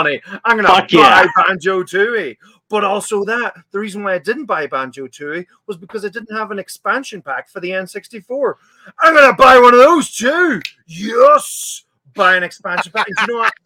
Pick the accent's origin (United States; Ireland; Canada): Ireland; Letterkenny, Ulster; growing up in Letterkenny